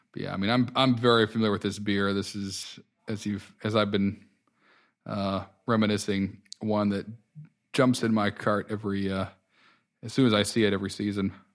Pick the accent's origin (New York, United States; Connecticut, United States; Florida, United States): Connecticut, United States; moved away; I grew up in Connecticut and spent some of my adult years there